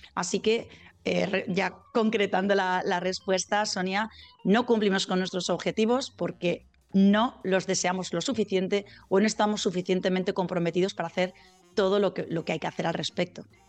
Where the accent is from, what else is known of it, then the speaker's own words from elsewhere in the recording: Zaragoza, Aragon, Spain; now in Valencia, Spain; yo soy de Zaragoza, aunque vivo en Valencia, soy mañica